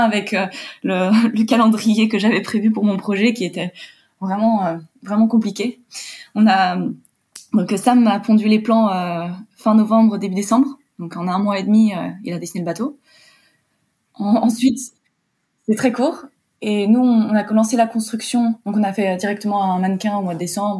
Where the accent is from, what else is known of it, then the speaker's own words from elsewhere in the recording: Warsaw, Masovian Voivodeship, Poland; moved away as an adult; also born or lived in London, United Kingdom; now in France; je suis originaire de Pologne, je suis franco-polonaise, j'ai passé mon bac là-bas. Je suis née là-bas et j'ai passé mon bac à Varsovie.